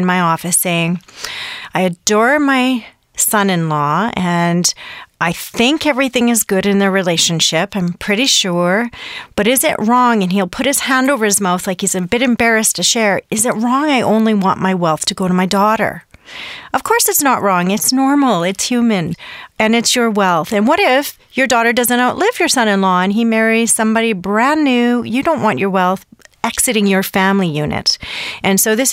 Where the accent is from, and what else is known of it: Canada